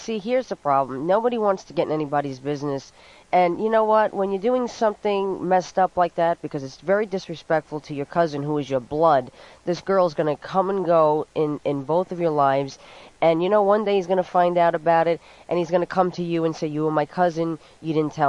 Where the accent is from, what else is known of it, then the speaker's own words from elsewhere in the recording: New York City, New York, United States; accent: New York; And I'm from Brooklyn